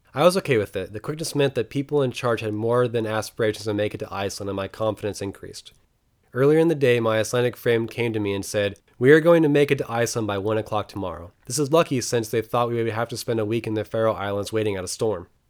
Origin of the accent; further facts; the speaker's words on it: United States; I was the only American on the boat.